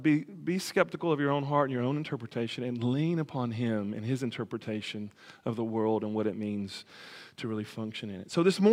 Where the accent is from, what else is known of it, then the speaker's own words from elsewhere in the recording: the South, United States; I'm a Southerner, so kind of thing.